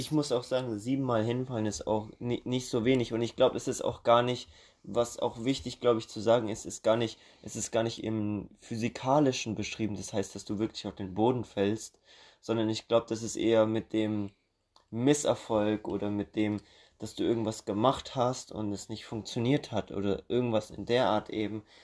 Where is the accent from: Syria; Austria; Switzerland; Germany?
Germany; wir in Deutschland